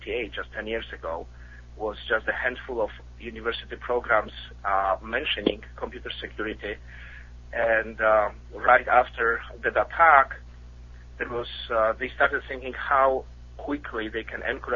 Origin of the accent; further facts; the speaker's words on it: Poland; English is a second language; also born or lived in Midwest, United States; now in United States; I'm originally from Poland, as you can probably tell with my accent.